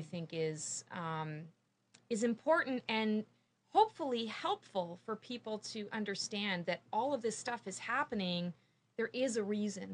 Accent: Canada; moved away as an adult; now in Morrisville, United States; I am a Canadian. I'm a, a, crazy Canuck, and I moved here three years ago

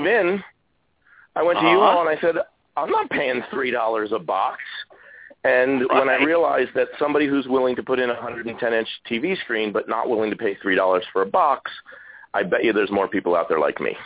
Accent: East Coast, United States; I grew up on the East Coast

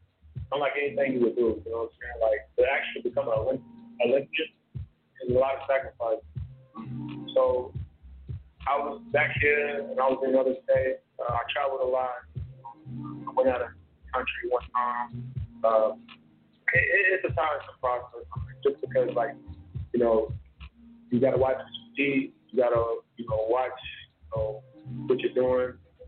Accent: Tulsa, Oklahoma, United States; I'm right here from Tulsa, Oklahoma, professional boxer

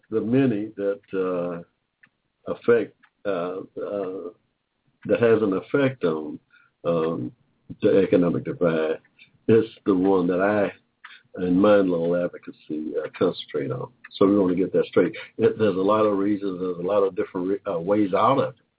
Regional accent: Georgia, United States; born there; I was born in 1945 in Georgia, state of Georgia here

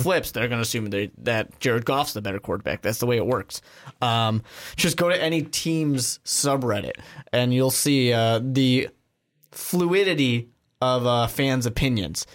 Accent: Chicago, Illinois, United States; I'm from Chicago.

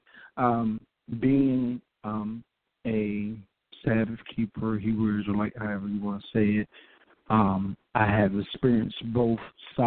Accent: Seaford, Delaware, United States; now in New Castle, United States; I'm from Seaford, Delaware, located in Newcastle right now

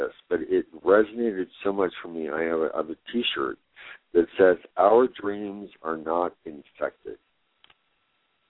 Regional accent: Greeley, Colorado, United States; also born or lived in Cañon City, Colorado; now in Denver, United States; I was born in Greeley

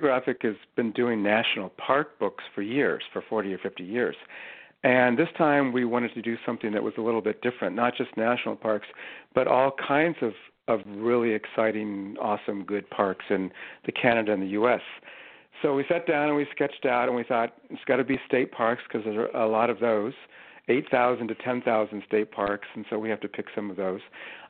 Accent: California, United States; And growing up in Southern California, we had, I remember, a long road trip up the Pacific Coast to national parks

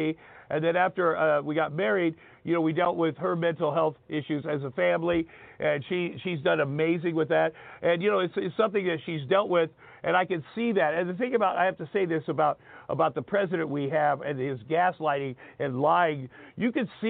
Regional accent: Southeast Iowa, United States; moved away; I grew up in Southeast Iowa, so I'd never been around different kinds of people

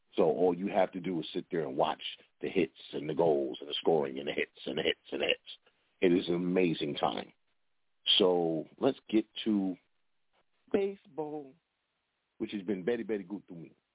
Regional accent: New York, United States; I'm a New Yorker

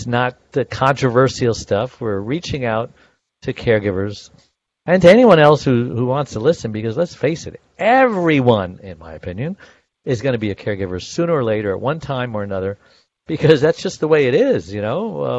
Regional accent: New York City, New York, United States; accent: New York; I was born in Brooklyn. I could talk like that legally.

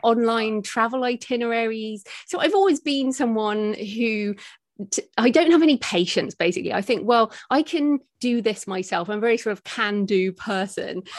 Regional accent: United Kingdom; accent: British; moved away as an adult; also born or lived in Australia; I'm British, as people might, can hear from my accent

